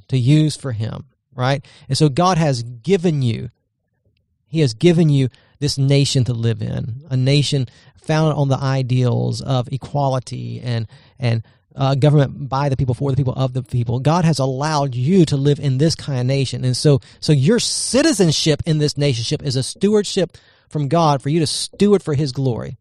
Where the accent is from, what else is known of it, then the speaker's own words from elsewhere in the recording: United States; as an American citizen